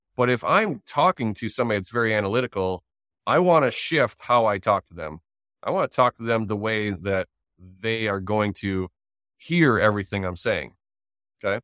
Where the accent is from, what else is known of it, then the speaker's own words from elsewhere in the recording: Wisconsin, United States; I'm from Wisconsin